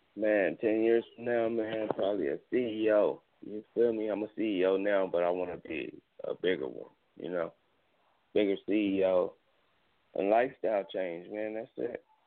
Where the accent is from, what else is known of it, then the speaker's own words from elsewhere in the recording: Gardena, California, United States; Gardena in my hometown, my city